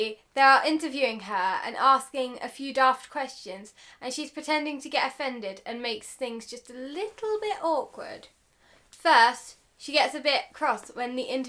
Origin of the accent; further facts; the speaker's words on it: United Kingdom; We're British, Liv.